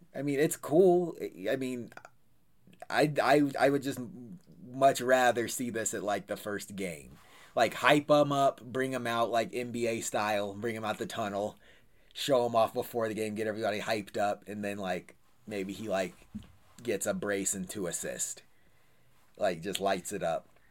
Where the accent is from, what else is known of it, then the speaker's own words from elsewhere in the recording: United States; I'm American